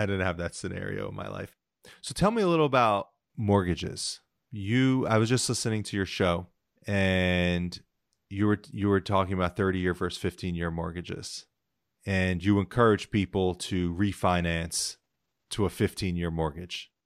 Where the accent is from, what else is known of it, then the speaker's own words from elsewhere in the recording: New Jersey, United States; I grew up in New Jersey, um, pretty middle, solid middle class